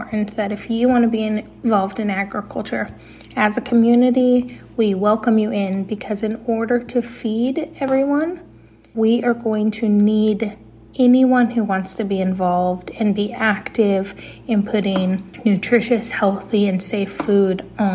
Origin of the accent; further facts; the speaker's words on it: Montana, United States; I'm a Montanan through and through